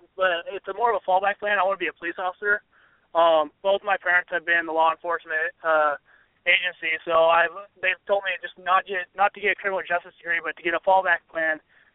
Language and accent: English; Springfield, Oregon, United States; my hometown, Springfield, Oregon. Just been born and raised there, and I'm there.